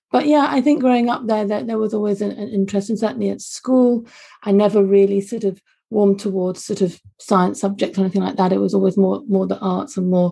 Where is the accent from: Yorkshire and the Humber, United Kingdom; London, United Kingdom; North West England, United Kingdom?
London, United Kingdom; also born or lived in Glasgow, Scotland; You can't tell from my Scottish accent, but I was born and brought up for the first 3-4 years of my life actually in Glasgow. And then sadly my parents divorced and I moved down to London with my mum